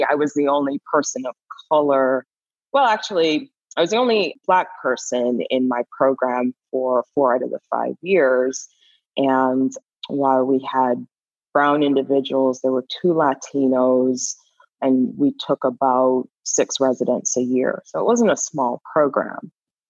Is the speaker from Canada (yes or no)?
yes; Canada; also born or lived in Caribbean; now in United States; but I'm actually Canadian and I'm from an immigrant family, so I'm a first generation. I actually grew up or spent most of my formative years outside this country in the Caribbean and in an all-Black society.